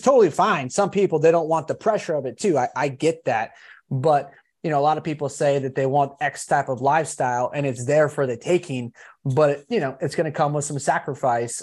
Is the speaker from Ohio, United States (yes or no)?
no; California, United States; I'm actually from California